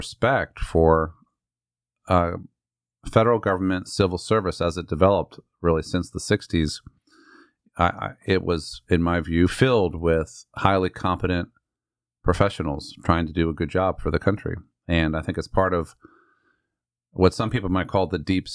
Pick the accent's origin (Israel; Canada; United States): United States; Northern Virginia; I grew up in Northern Virginia